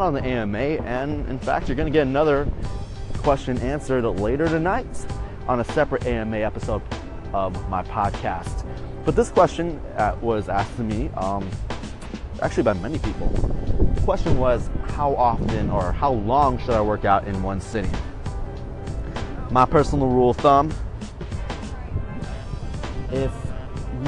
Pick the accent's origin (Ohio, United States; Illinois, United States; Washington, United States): Illinois, United States; Chicago; my hometown team, the Chicago Bears.